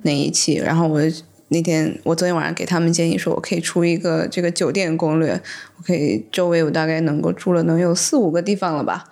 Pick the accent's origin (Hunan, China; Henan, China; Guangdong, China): Guangdong, China; Shenzhen; now in Beijing, China; 我是在深圳长大的